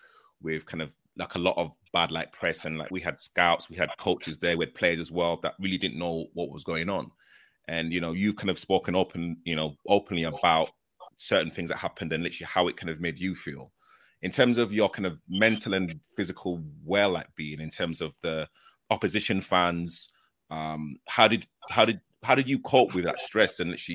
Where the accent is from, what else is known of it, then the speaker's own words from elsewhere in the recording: Leeds, Yorkshire and the Humber, United Kingdom; literally it kind of affected me growing up in Leeds present time.